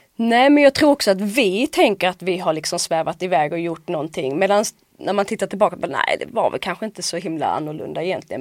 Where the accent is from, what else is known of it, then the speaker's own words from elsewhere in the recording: Åhus, Skåne, Sweden; en skola i Åhus där jag kommer ifrån